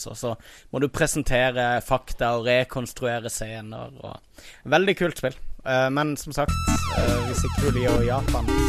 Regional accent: Kristiansand, Agder, Norway; jeg, jeg, jeg, står for at jeg kommer fra Voibund, men jeg vil ikke si at jeg kommer fra den beste bydelen.

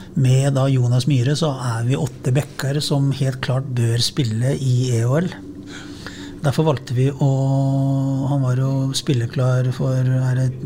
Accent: Sarpsborg, Østfold, Norway; som sarping

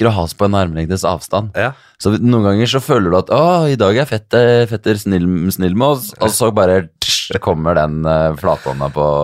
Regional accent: Hemsedal, Buskerud, Norway; Hemsedal. Hemsedal. Hemsedalgutt. Hemsedalsgutt.

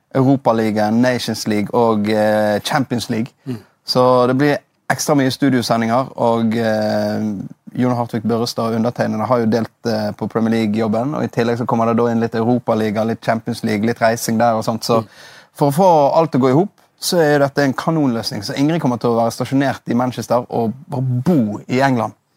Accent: Bergen, Vestland, Norway; also born or lived in Osterøy / Nordhordland; Jeg er oppvokst i Loddefjord. Og det er jo eh, drabantby og asfaltjungel eh, ti minutter utenfor Bergen sentrum.

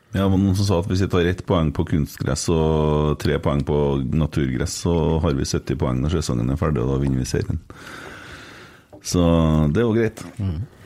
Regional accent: Bjugn, Trøndelag, Norway; Jeg kommer fra Fosen

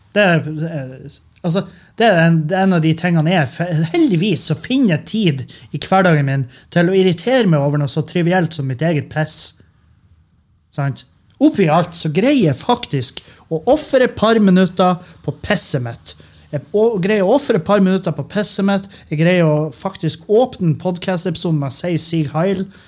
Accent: Lurøy/Meløy area, Nordland, Norway; now in Bodø, Norway; i Lurøy, Meløy, der jeg kommer fra, Rødøy, Gildeskål

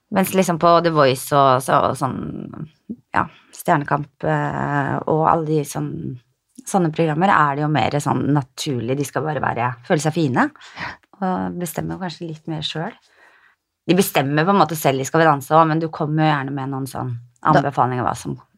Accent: Skien, Telemark, Norway; jeg er fra Skien.

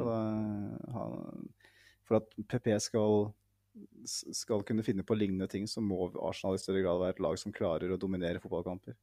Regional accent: Norway

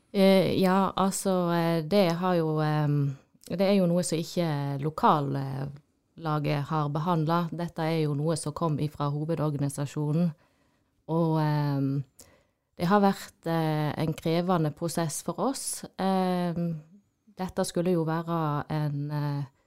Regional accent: Odda, Vestland, Norway; jeg er jo eh, fra Odda

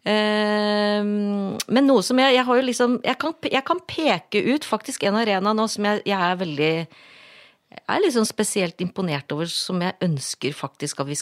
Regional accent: Asker, Akershus, Norway; also born or lived in Oslo; Jeg mener, jeg kom fra Asker, jeg bodde i Oslo, og dette her er helt unikt.

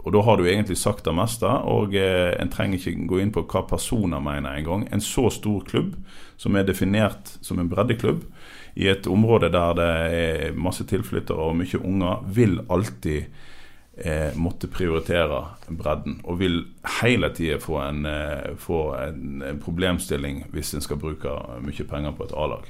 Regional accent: Radøy, Vestland, Norway; Manger IL, som jeg er oppvokst i på Radøy

